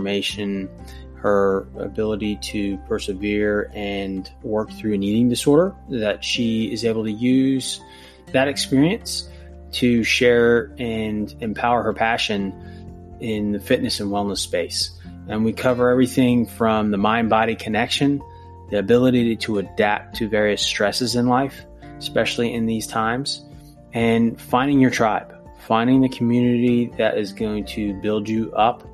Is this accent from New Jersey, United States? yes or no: yes; New Jersey, United States; moved away as an adult; I grew up in New Jersey, spent the first 24 years of my life there